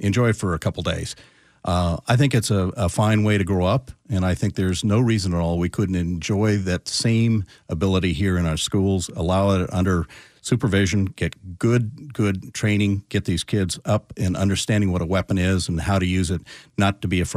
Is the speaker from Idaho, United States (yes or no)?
yes; Idaho, United States; I grew up in Idaho